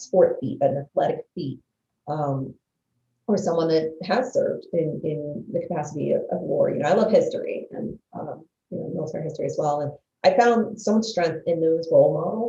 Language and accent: English; New Jersey, United States; growing up in the North Jersey area